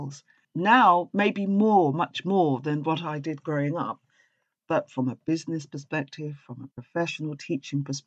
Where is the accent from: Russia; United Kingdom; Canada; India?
United Kingdom; England; accent: English; there's plenty of us as black people speak with an English accent because we're English